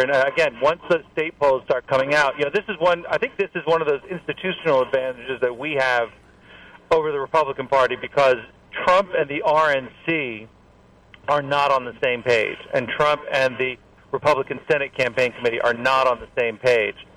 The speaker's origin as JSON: {"language": "English", "town": "Columbia", "region": "South Carolina", "country": "United States", "tie": "born or raised there", "said": "I'm from Columbia"}